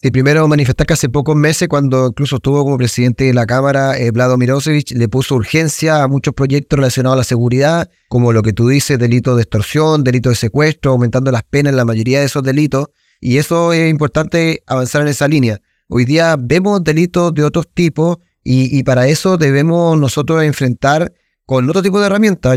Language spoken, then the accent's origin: Spanish; Chile